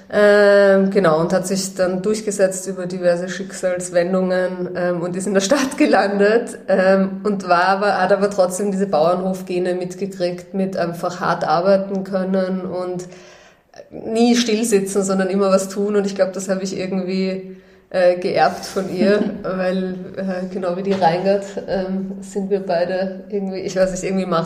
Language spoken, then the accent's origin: German; Vienna, Austria; also ich bin in Wien aufgewachsen, ich bin ein richtiges Stadtkind. Ich habe 30 Jahre meines Lebens in Wien verbracht.